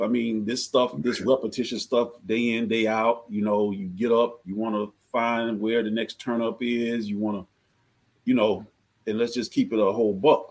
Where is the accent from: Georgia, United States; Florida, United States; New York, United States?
Georgia, United States; I'm from Georgia